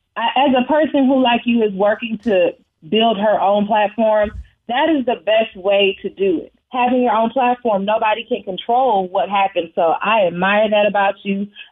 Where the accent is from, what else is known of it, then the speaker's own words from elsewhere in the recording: Houston, Texas, United States; growing up in the same neighborhood as her, I'm from Third Ward.